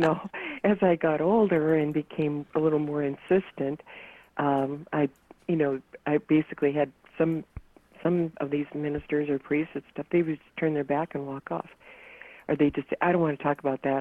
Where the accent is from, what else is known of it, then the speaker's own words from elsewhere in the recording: North Dakota, United States; moved away; also born or lived in California; growing up in North Dakota